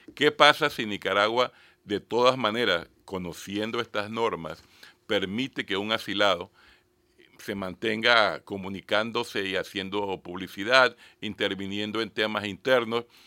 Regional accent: Panama; como ciudadano panameño

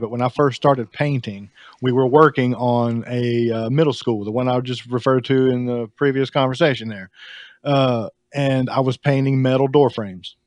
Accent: the South, United States; I'm from the South

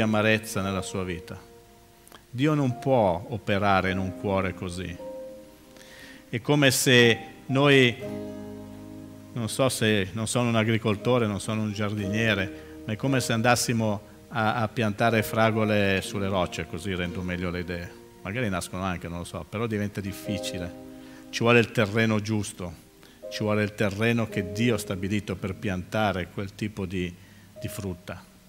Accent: Milan, Lombardy, Italy; moved away as an adult; now in Livorno, Italy; Io sono milanese, sono nato sui Navigli, vivo, mm, sono da Milano da bere

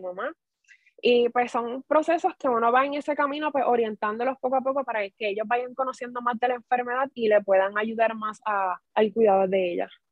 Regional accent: Corozal, Puerto Rico; now in Guayama, Puerto Rico; naturalmente soy de Corozal

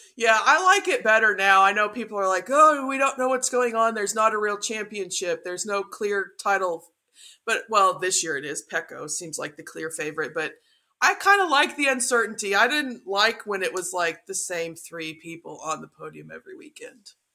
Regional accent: Texas, United States; I'm from Texas

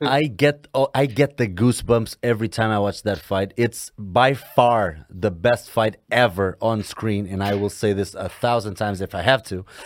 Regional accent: Portugal; I'm from Portugal

